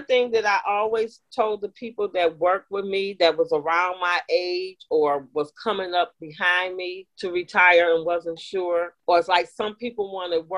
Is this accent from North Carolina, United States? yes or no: no; Detroit, Michigan, United States; now in Texas, United States; I grew up in Detroit, right across the street from Canada